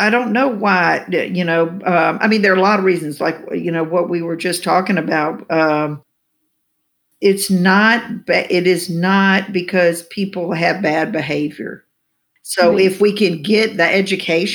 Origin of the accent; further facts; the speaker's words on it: the South, United States; I grew up here in the South